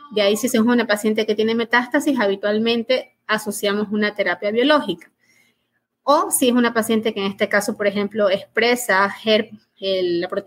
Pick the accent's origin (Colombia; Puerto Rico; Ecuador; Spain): Ecuador; Me formé aquí en, en mi país, en Ecuador, médico de la Universidad Católica y el posgrado lo hice en la Universidad de Guayaquil.